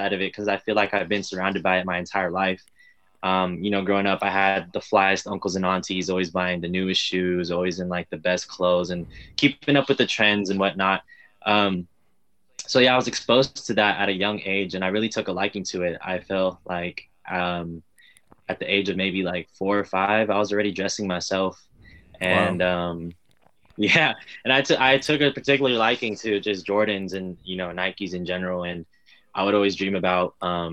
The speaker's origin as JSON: {"language": "English", "town": "Richmond", "region": "California", "country": "United States", "tie": "born or raised there", "said": "I'm born and raised in the Bay Area. Been here my whole life."}